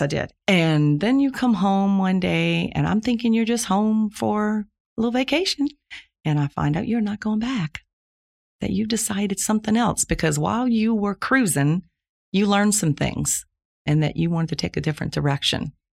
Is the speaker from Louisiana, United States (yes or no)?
yes; Plaquemines Parish, Louisiana, United States; I was born in Plaquemines Parish, Louisiana, nineteen fifty-six, so that makes me sixty-four years old. lived there my whole life, went to local high school